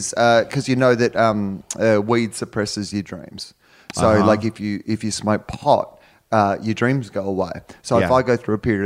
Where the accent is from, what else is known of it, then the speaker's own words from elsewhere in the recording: Australia; moved away; I'm Australian